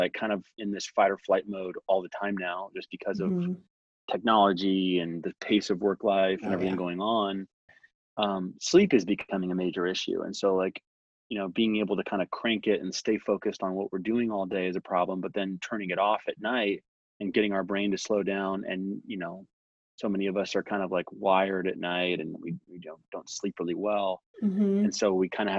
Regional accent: San Diego, California, United States; now in Texas, United States; I grew up in San Diego, California, Southern California

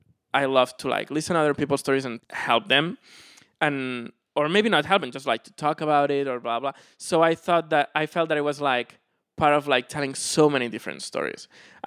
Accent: Barcelona, Catalonia, Spain; moved away; In Barcelona.

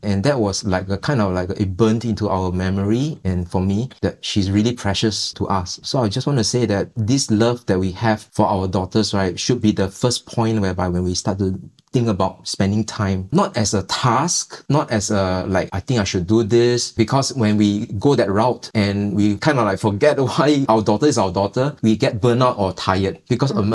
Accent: Singapore; We are a Singaporean family

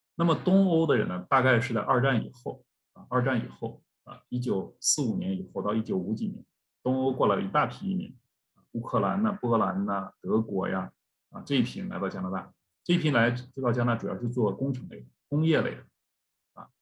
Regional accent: China; now in Canada; 我们作为中国人的骄傲是来自于 ，呃，祖国的强大

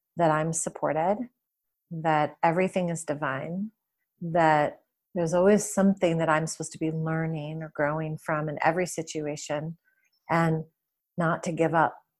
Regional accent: Detroit, Michigan, United States; moved away as an adult; also born or lived in California / Washington State / San Francisco; I grew up in Detroit. Well, outside of Detroit, in the suburbs. I lived there for my, the first twenty-one or twenty-two years of my life

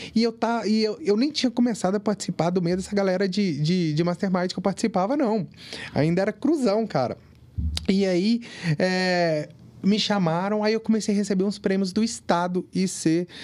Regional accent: Ipatinga, Minas Gerais, Brazil; now in Vila Velha, Brazil; eu vim do interior, eu vim de Patinga

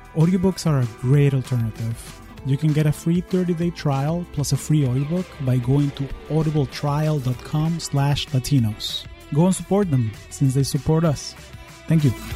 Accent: Caracas, Capital District, Venezuela; now in United States; I am originally from Caracas, Venezuela, and I've been calling the US home for the last 20 years

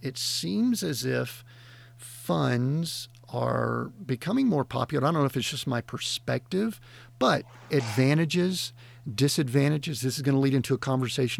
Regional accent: United States; as Americans, and you know, we're American based here

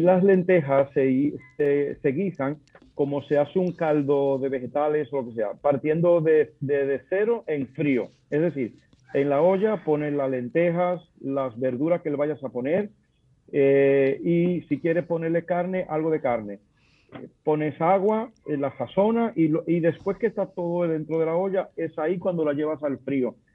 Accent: Dominican Republic; moved away as an adult; also born or lived in Madrid, Spain; como dominicano yo puedo encontrar plátanos en España, en Madrid

